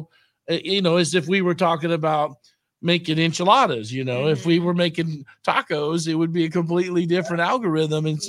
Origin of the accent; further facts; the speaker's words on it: Austin, Texas, United States; growing up in Austin